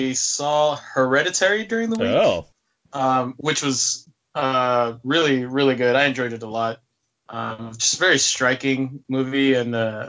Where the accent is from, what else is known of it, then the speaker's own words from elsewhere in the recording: near Oakland, California, United States; growing up near Oakland, that's just really fun, too.